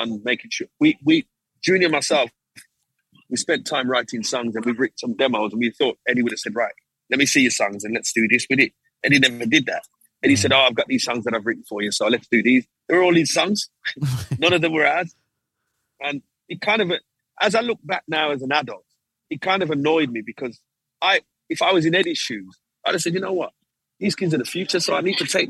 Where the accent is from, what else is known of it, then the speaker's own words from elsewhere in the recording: Birmingham, West Midlands, United Kingdom; I'm just from Birmingham